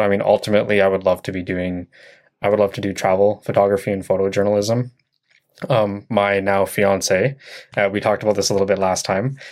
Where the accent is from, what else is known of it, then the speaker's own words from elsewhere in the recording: Chilliwack, British Columbia, Canada; also born or lived in Vancouver; I was born in Vancouver, but I moved here when I was, like, four years old. So my life is in Chilliwack.